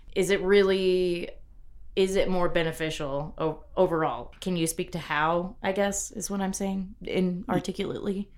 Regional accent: Corpus Christi, Texas, United States; now in Lubbock, United States; growing up in Corpus

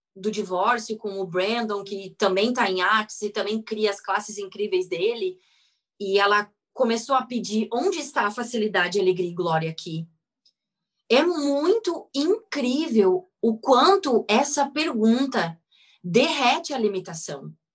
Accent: Rio Grande do Sul, Brazil; eu sou gaúcha, nascida no Rio Grande do Sul

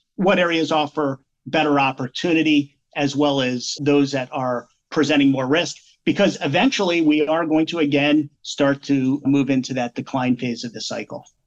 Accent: Pennsylvania, United States; moved away as an adult; also born or lived in New England; now in Central Connecticut, United States; where I was raised in Pennsylvania

